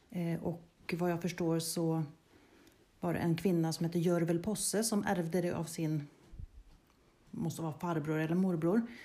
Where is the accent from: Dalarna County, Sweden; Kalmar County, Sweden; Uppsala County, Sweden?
Uppsala County, Sweden; Bärlinge; moved away as an adult; also born or lived in Strömstad; now in Harbonäs, Sweden; jag är uppväxt i Bärlinge ehm, och gick i skola där.